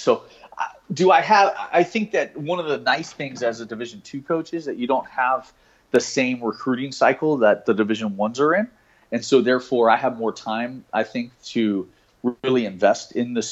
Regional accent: South Florida, United States; I was born and raised in South Florida

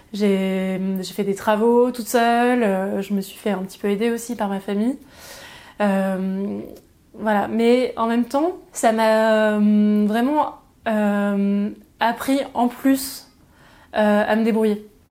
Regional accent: Aix-en-Provence, Provence-Alpes-Côte d'Azur, France; moved away as an adult; also born or lived in Pertuis / Shanghai; Donc je suis née à Pertuis, dans Vaucluse. j'ai grandi à Aix-en-Provence, donc dans les Bouches-du-Rhône, dans le, au plein cœur de la Provence.

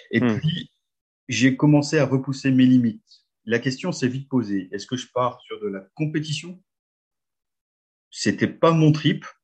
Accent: Hauts-de-France, France; je suis du Nord, j'habite un petit village qui s'appelle Billy Berclos. Alors, pour vous situer, c'est juste à côté de Lens, c'est pas très loin de Lille.

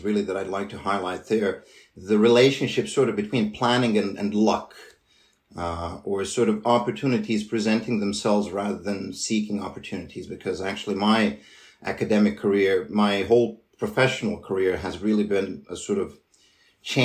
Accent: Serbia; moved away as an adult; now in Switzerland; I'm studying and working and living currently in Switzerland, but I come from Serbia.

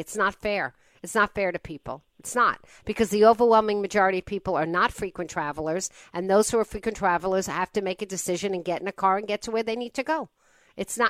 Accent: South Shore of Long Island, New York, United States; I grew up on the South Shore of Long Island

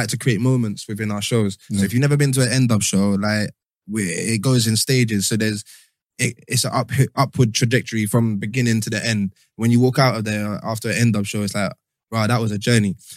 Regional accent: London, United Kingdom; we're from London

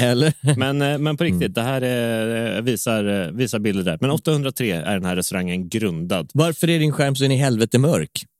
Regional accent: Karlstad, Värmland, Sweden; Karlstad där jag är uppvuxen med familjen.

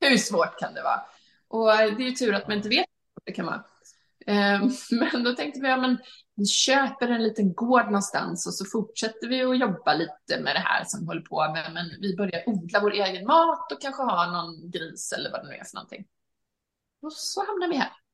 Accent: Halmstad, Halland County, Sweden; moved away as an adult; also born or lived in London; jag var hemma i Sverige då, i, i Halmstad

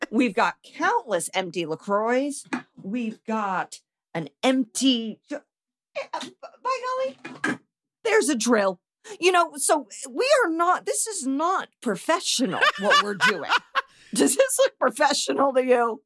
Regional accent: Indianapolis, Indiana, United States; I'm from damn Indianapolis. I'm from the Green Bay of Indiana

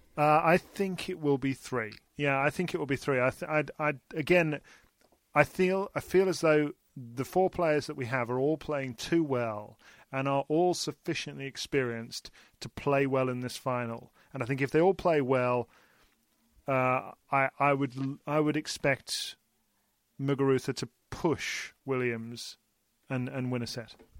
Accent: United Kingdom; we're British

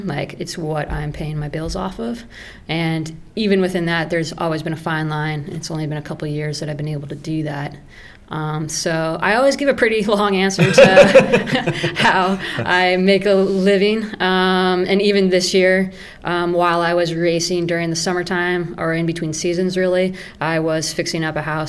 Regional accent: Denver, Colorado, United States; now in Ridgway, United States; I grew up in Denver, the big city.

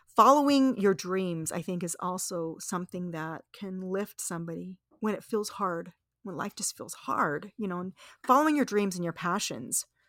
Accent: Las Vegas, Nevada, United States; I grew up in Las Vegas, Nevada

